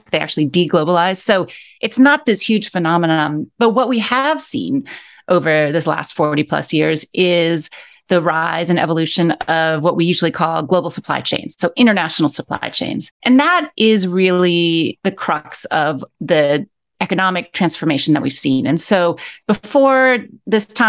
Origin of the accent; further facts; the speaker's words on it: Akron, Ohio, United States; moved away as an adult; also born or lived in Mexico City / Buenos Aires; now in New York City, United States; I grew up in Akron, Ohio, which is in the Midwest of the United States.